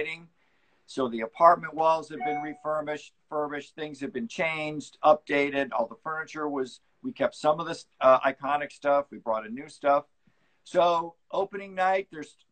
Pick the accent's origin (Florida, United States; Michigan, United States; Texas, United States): Michigan, United States; Detroit; moved away as an adult; now in Los Angeles, United States; from right around Detroit in Michigan